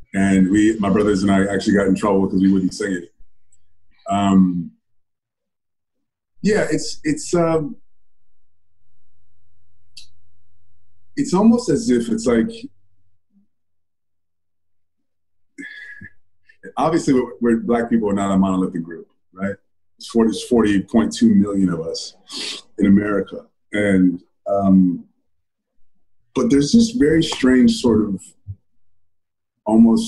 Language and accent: English; Austin, Texas, United States; also born or lived in New York / California / Ohio; I'm from Austin, Texas. I was born and raised there, but I kind of lived all over. As a kid, I lived in New York, I lived in California, I lived in Ohio, but mostly in Austin